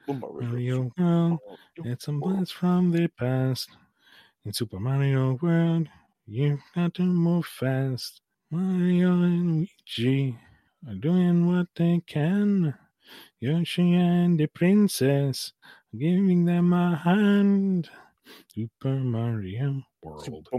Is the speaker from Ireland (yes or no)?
yes; Ireland; Like, I feel mildly offended by the bad accent. I'm freaking Irish.